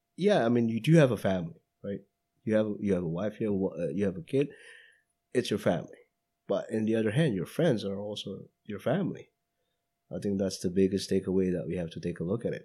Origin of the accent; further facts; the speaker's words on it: Indonesia; moved away; going back to Indonesia, to my hometown